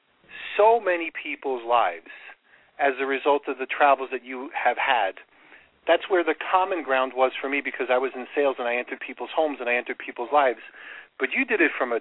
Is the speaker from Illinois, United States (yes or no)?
no; Long Island, New York, United States; I grew up on Long Island and eventually worked in Queens